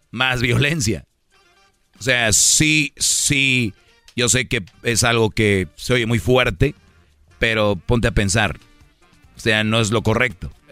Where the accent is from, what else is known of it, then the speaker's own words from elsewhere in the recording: Monterrey, Nuevo León, Mexico; soy de Monterrey.